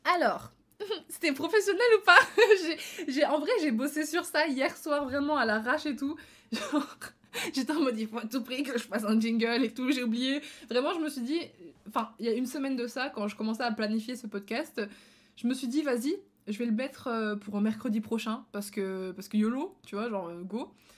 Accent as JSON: {"language": "French", "country": "Belgium", "tie": "born or raised there", "said": "en Belgique euh, je suis belge"}